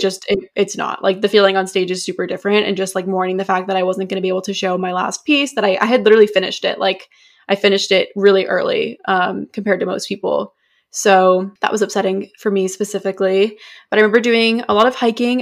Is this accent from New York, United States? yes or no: no; New Hampshire, United States; moved away; we're from New Hampshire, so we get the first primary